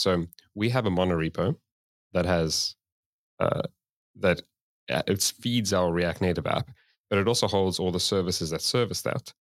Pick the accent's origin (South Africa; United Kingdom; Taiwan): South Africa; moved away as an adult; now in Sweden; I moved to Sweden, um, because I'm originally from South Africa